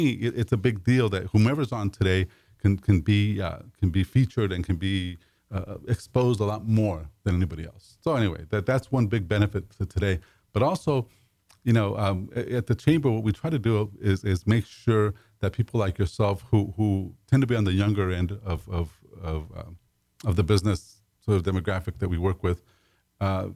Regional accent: Los Angeles, California, United States; I grew up in East

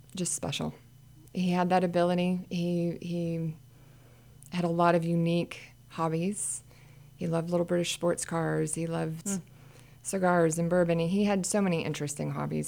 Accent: Midwest, United States; also born or lived in Kansas / Pennsylvania; now in Montgomery County, Texas, United States; I was from Midwest

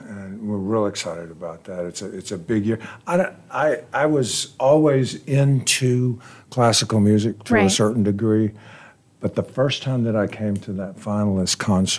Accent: Dallas, Texas, United States; moved away as an adult; now in New York, United States; I'm raised, born, grew up in Texas.

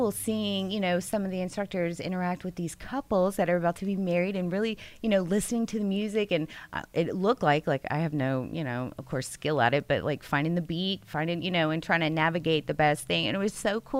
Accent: Russia; also born or lived in New Jersey; now in Texas, United States; I'm from Russia.

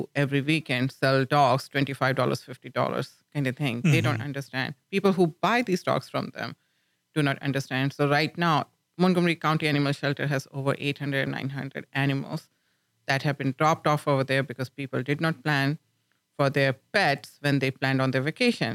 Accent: India; moved away as an adult; now in Lubbock, United States; when I was growing up in India

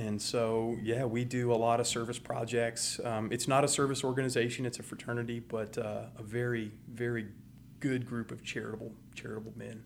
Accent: Houston, Texas, United States; also born or lived in Baton Rouge, Louisiana / Montgomery County, Texas; grew up in West Houston

